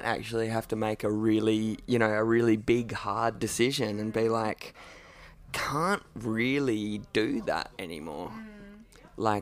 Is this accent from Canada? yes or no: no; Derby, Western Australia, Australia; also born or lived in Perth; I actually grew up in Derby.